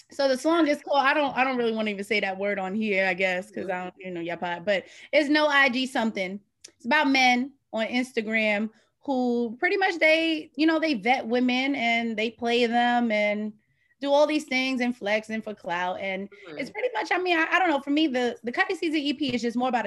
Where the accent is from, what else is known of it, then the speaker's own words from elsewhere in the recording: New York City, New York, United States; also born or lived in Washington; I'm from the Bronx.